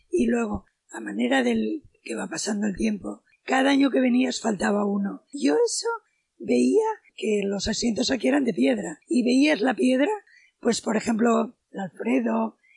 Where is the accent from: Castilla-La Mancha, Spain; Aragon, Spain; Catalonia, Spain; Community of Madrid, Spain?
Catalonia, Spain; Barcelona; pero aquí yo vengo de Barcelona